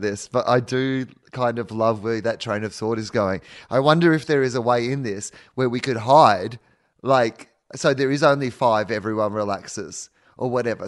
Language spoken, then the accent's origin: English; Australia; we're from Australia